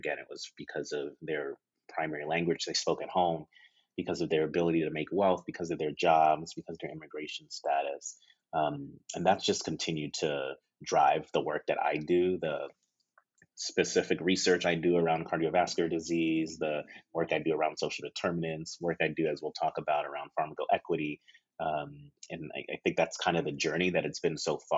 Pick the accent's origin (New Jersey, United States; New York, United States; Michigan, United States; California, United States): New York, United States; New York City; moved away as an adult; now in Los Angeles, United States; I'm a New Yorker, born, raised, schooled, as I like to say, and child of Nigerian immigrants.